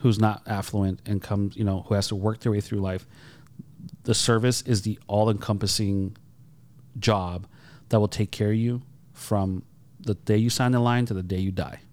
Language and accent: English; Holyoke, Massachusetts, United States; I grew up in Holyoke.